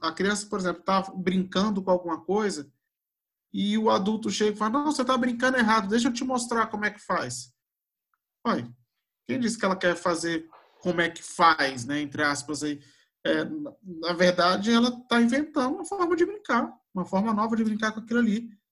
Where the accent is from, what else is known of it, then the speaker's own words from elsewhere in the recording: Brasília, Federal District, Brazil; Eu vivi, eu sou de Brasília, eu né, nasci aqui